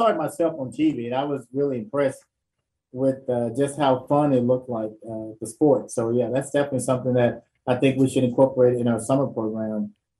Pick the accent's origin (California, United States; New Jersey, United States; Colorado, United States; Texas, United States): Texas, United States; Dallas; I'm originally from Dallas